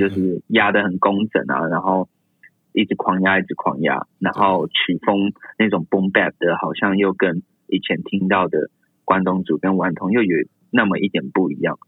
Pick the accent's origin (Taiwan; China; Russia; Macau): Taiwan; Taoyuan; moved away as an adult; also born or lived in Tainan; 我本身是桃园人